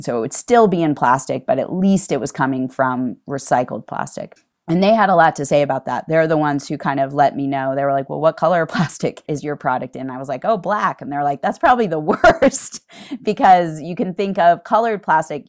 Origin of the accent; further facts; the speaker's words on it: East Coast, United States; moved away as an adult; now in Utah, United States; I am from the East Coast originally, and I moved to Utah